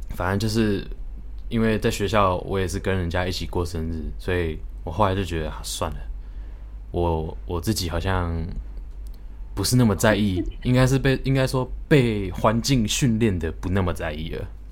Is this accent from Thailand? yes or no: yes; Thailand; 我们在泰国长大的